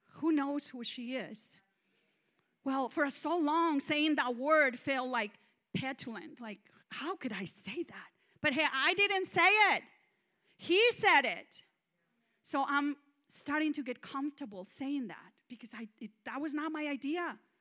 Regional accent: Mexico; English is a second language; moved away as an adult; now in United States; I'm Mexican

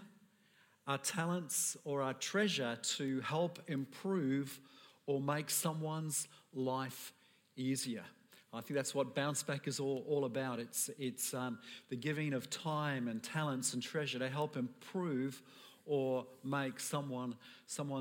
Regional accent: United Kingdom; I'm British

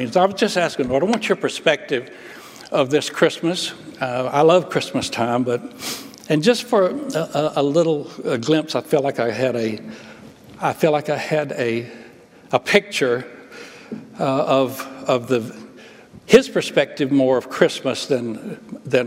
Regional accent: Alabama, United States; I grew up in Alabama

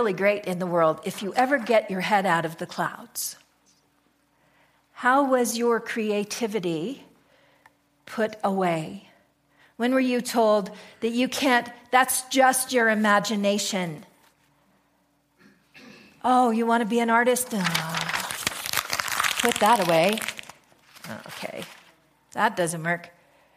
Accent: United States; we're American.

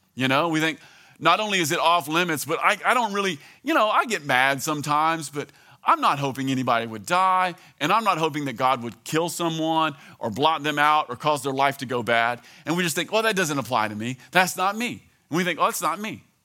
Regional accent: American South, United States; being an American Southern Christian

